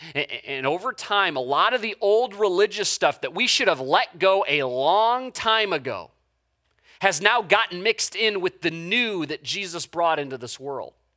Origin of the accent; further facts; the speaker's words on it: United States; an American human being